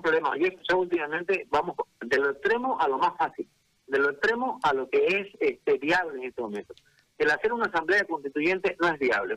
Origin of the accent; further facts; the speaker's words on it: Bolivia; Somos bolivianos